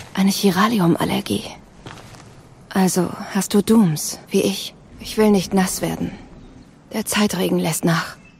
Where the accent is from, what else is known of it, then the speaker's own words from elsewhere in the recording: Bremen, Germany; Meine Heimat Bremen tatsächlich. Ich bin sogar geboren oder aufgewachsen im Schnorr.